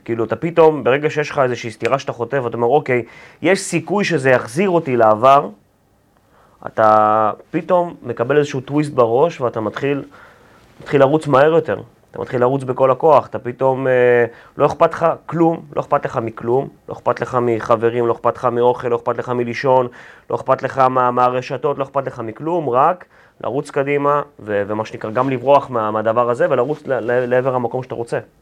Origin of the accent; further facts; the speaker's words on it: Ramat Gan, Tel Aviv District, Israel; also born or lived in Ukraine / Belarus / Pardes Katz, Bnei Brak; גרתי שם בערך עד כיתה ה', עד גיל עשר. אה, כשהייתי בן עשר, משפחה, ההורים שלי התגרשו ועברתי לרמת גן